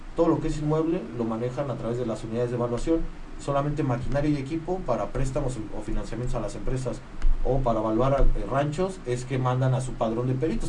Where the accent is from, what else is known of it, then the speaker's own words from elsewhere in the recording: Querétaro, Mexico; soy, soy, queretano